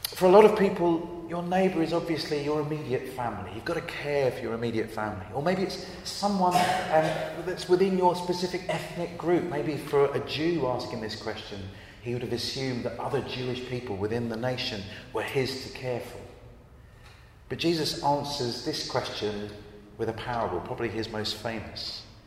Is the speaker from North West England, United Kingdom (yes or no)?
no; Brighton, South East England, United Kingdom; I grew up in Brighton uh, on the south coast.